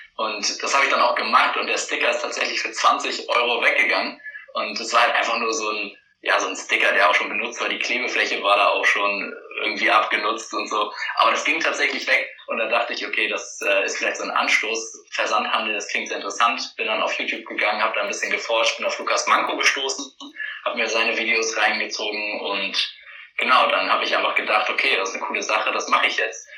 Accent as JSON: {"language": "German", "town": "Lübeck", "region": "Schleswig-Holstein", "country": "Germany", "tie": "born or raised there", "also_born_or_lived": "Hamburg", "moved": "as an adult", "said": "ich bin in Lübeck aufgewachsen"}